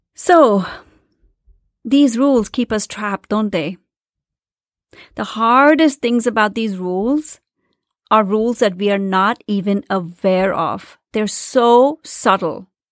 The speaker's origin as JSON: {"language": "English", "country": "India", "tie": "born or raised there", "moved": "as an adult", "said": "I grew up in India in the seventies and the eighties"}